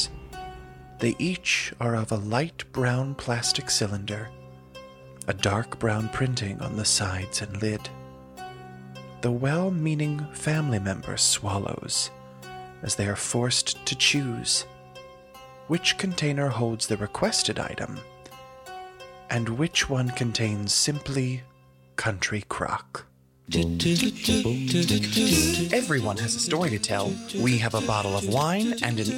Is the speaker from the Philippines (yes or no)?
no; the South, United States; we're from the South